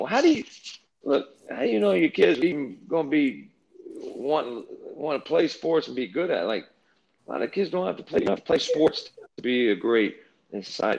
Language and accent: English; Hampton Roads, Virginia, United States; now in Florida, United States; I live in Florida now, but my roots are in Hampton Roads, Virginia.